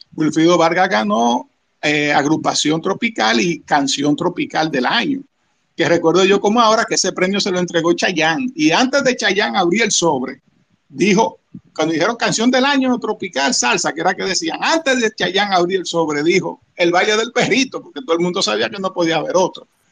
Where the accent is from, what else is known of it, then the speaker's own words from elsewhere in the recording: Dominican Republic; Los dominicanos tenemos el merengue